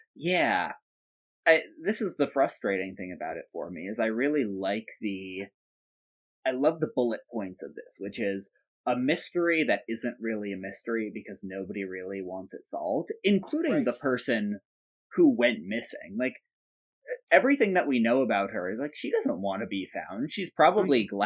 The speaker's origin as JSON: {"language": "English", "country": "United Kingdom", "said": "being British"}